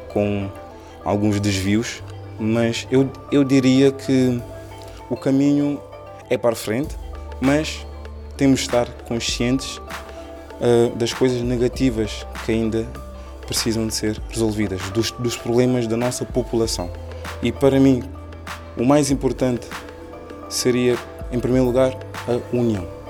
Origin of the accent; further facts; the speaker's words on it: Cape Verde; first language Cape Verdean Creole; Portuguese is a second language; moved away as an adult; now in Lisbon, Portugal; Eu nasci cá em Portugal, em Lisboa, sou filho de pais cabo-verdianos. Quando fiz oito anos, decidi morar em Cabo Verde juntamente com os meus pais